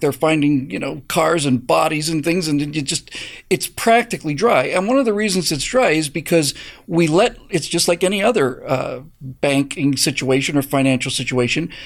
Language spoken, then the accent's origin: English; Bermuda; moved away; I grew up in Bermuda